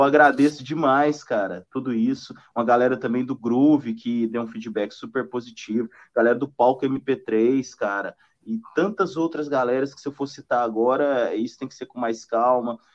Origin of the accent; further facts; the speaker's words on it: Triângulo Mineiro, Minas Gerais, Brazil; moved away; also born or lived in Goiânia / Brasília / Tocantins / São Paulo; eu de, de, de Minas, do, do, Triângulo Mineiro, vindo para Goiânia, Brasília e entrando cada vez mais para o norte